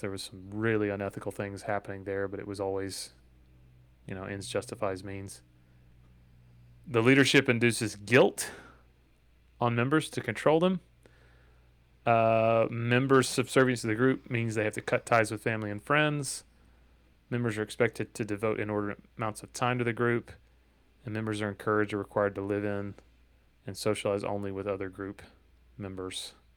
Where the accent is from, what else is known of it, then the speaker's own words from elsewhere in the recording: Dalton, Georgia, United States; my hometown of Dalton, Georgia